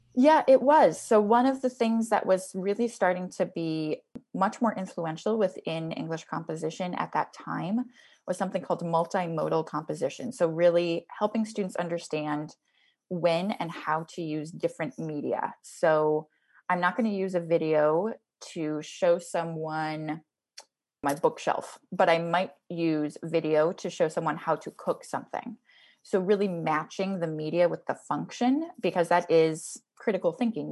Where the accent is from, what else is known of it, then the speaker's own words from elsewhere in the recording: Twin Cities, Minnesota, United States; I grew up, uh, people in the Twin Cities will appreciate this. I grew up right near the state fairgrounds